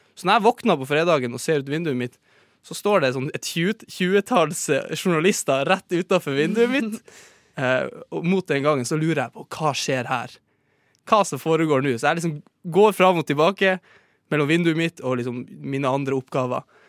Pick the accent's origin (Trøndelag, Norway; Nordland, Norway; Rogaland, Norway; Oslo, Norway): Nordland, Norway; Sortland; moved away; på Sortland, der jeg er fra